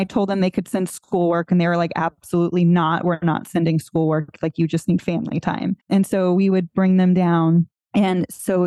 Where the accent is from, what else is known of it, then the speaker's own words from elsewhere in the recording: South Florida, United States; I'm born and raised in South Florida